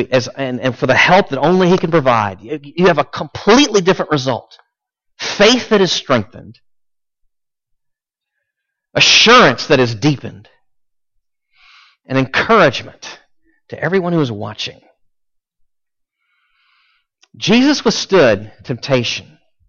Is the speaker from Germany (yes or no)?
no; United States; we're Americans. We're American tourists